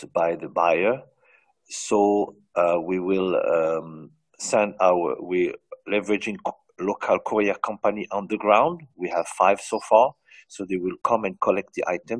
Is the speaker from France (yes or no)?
yes; France; moved away as an adult; now in United Arab Emirates; I grew up in France from a family of 13